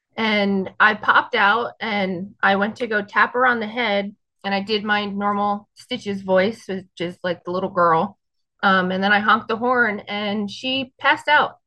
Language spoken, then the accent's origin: English; North Brunswick, New Jersey, United States; I am North Brunswick, New Jersey